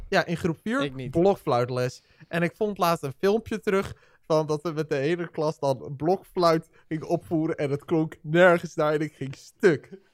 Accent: Netherlands; Wij Nederlanders

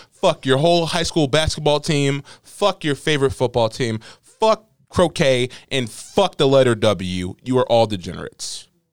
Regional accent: Las Vegas, Nevada, United States; now in Maryland, United States

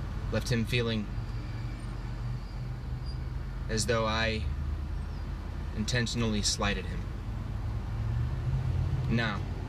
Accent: Utah, United States; I'm from Utah, home of the Mormons, which I was as a child.

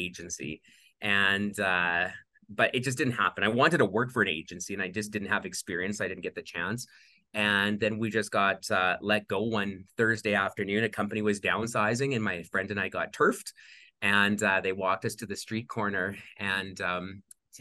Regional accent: Wadena, Saskatchewan, Canada; moved away as an adult; now in Calgary, Canada; I grew up on a small farm outside of a small town in the middle of Saskatchewan, Wadena, Saskatchewan.

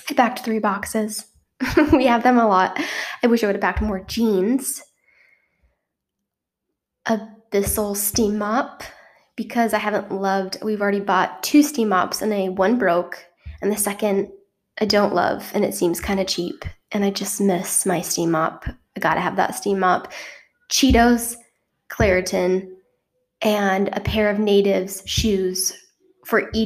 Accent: Utah, United States; moved away as an adult; now in South Korea; growing up in Utah

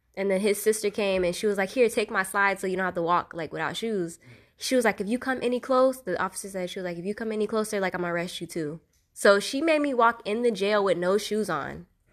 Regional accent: Fort Pierce, Florida, United States; I'm from Fort Pierce, Florida. Um, I would say I grew up in the white part of Fort Pierce

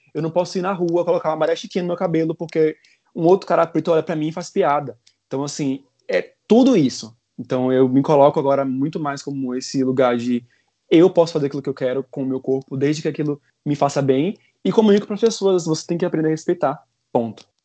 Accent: Salvador, Bahia, Brazil; moved away; eu venho de Salvador

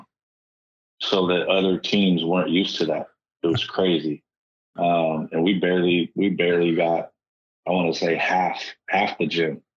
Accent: Bakersfield, California, United States; being back in my hometown

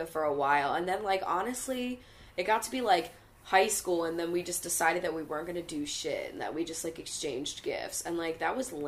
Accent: Bucks County, Pennsylvania, United States; We barely, like, dot our I's up in fucking Bucks County.

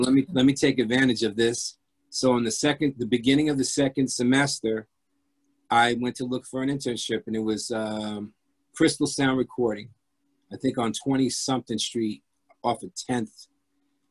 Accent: Jersey City, New Jersey, United States; accent: urban; also born or lived in France / Hoboken, New Jersey; I was born in France, heritage is Croatian, grew up in Jersey City

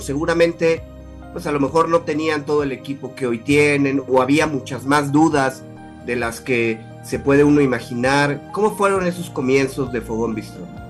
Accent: Mexico; como mexicanos

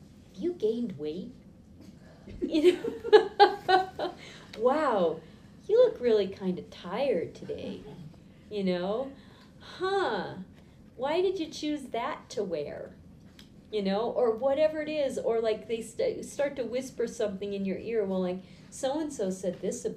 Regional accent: Boston, Massachusetts, United States; I grew up in Boston.

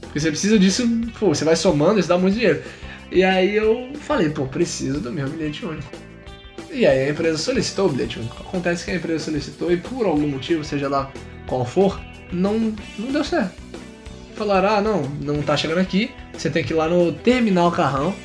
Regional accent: Nilópolis, Rio de Janeiro, Brazil; Nilópolis, grande cidade da Baixada Fluminense, pra quem não sabe, é a cidade de onde sou.

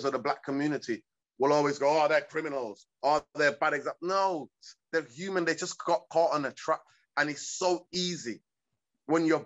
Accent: Manchester, North West England, United Kingdom; English is a second language; also born or lived in Hargeisa, Somalia / East Africa; I grew up in Manchester, in my side, Caribbean community

